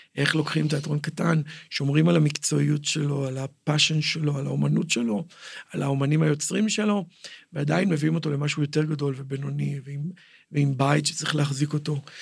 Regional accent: Jerusalem, Jerusalem District, Israel; נולדתי בנחלאות, אבא שלי היה חנות בשוק, כאילו, אני ירושלמי בכל אה, רמ"ח איבריי, ושס"ה גידיי, מעולם לא גרתי במקום אחר

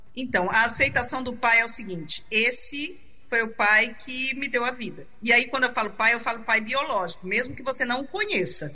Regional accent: Brazil; eu tenho orgulho de ser, de ser brasileira. Não nasci no Nordeste, mas minhas raízes são nordestinas

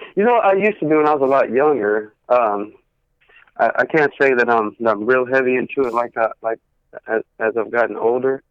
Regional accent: Cleveland, Texas, United States; also born or lived in Fort Worth, Texas; now in Bedford, United States; born and raised in Cleveland, Texas, uh, moved to Fort Worth

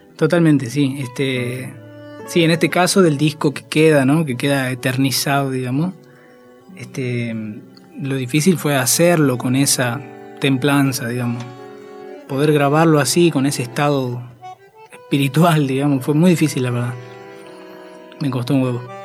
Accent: Tilcara, Jujuy, Argentina; moved away as an adult; now in Buenos Aires, Argentina; carnaval de Tilcara, que es donde yo siempre estuve desde que nací

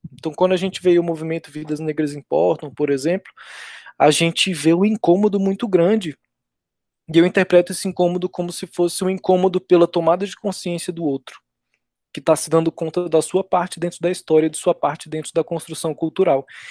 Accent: Brazil; nós mesmos brasileiros

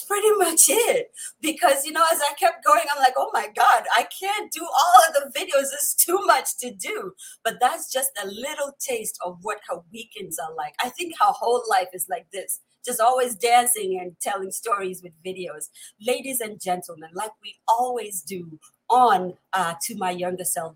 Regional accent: Upper East, Ghana; first language Kusaal; English is a second language; my mother tongue, which is the Kusal from the upper east of Ghana

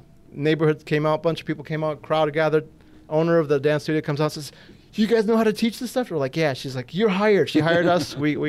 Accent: Detroit, Michigan, United States; born and raised in Detroit.

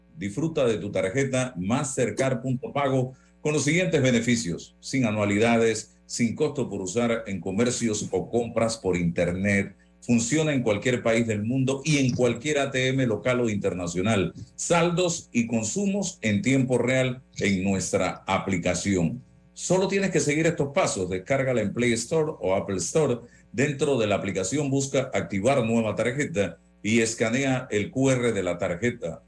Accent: Panama; como panameño

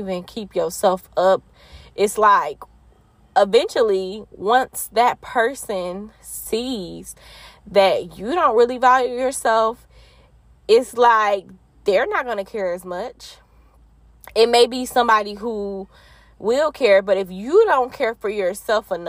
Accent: Detroit, Michigan, United States; I'm from Detroit, Michigan

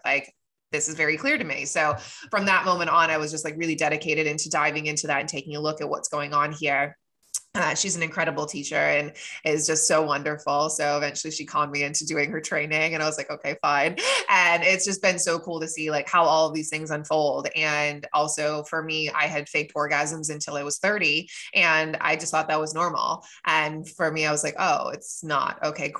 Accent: United States; I was raised in America where we don't talk about these things, you know?

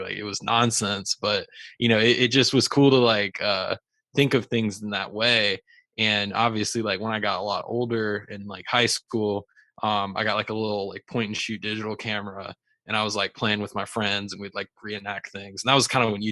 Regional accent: Raleigh, North Carolina, United States; I'm originally from Raleigh, North Carolina, and actually that's where I am today

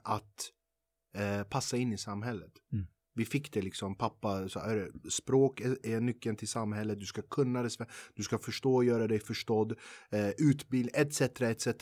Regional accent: Sweden; dig och mig som är född och uppvuxen i Sverige

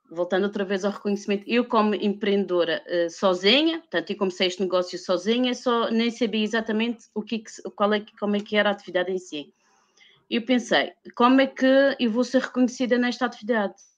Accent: Madeira, Portugal; eu vivo, sou madeirense e vivo na Madeira

